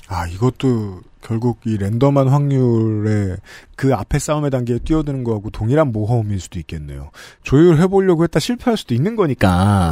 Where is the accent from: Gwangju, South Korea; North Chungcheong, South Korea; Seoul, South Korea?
Seoul, South Korea; 저는 저는 서울 평생 서울 사람인데